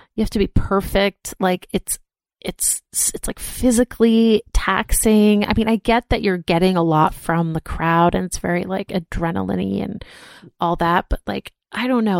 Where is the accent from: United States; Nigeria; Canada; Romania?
United States; Boston, Massachusetts; also born or lived in New York / Philadelphia; now in Los Angeles, United States; growing up in Boston and, like, living in New York and Philadelphia